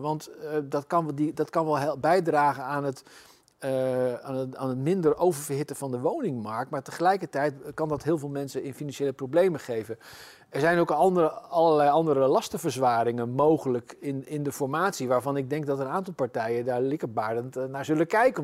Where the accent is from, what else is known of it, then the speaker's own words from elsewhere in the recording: Zutphen, Gelderland, Netherlands; in mijn geboortestad Zutphen